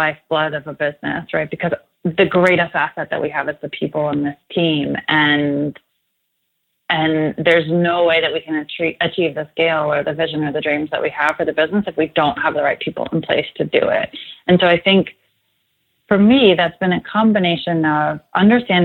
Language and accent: English; New Jersey, United States; also born or lived in Los Angeles; now in Austin, United States; I'm actually from New Jersey, so this isn't home for me